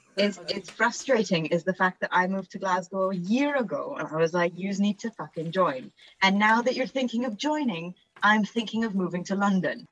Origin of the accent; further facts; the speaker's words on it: Vienna, Austria; moved away; I'm uh, half Italian, half Australian actor, but I grew up in Vienna